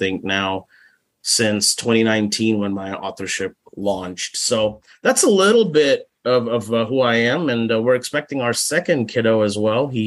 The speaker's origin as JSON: {"language": "English", "town": "Mustang", "region": "Oklahoma", "country": "United States", "said": "um, I claim Mustang, Oklahoma as my hometown, even though I was not born here in Mustang. Um, I've I want to say Mustang, Oklahoma is where I've kind of put my feet down for uh, the longest period of, of my 40 years."}